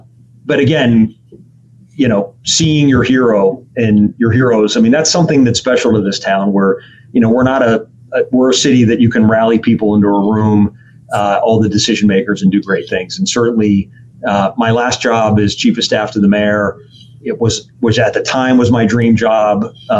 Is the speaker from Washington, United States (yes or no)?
no; Pittsburgh, Pennsylvania, United States; I go back to growing up in Oakland at a time, you know, when the mills closed and we had 30% unemployment. A lot of people lost their jobs.